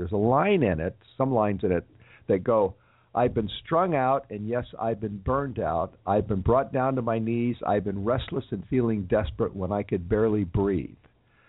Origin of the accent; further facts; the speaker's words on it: Los Angeles, California, United States; it's my hometown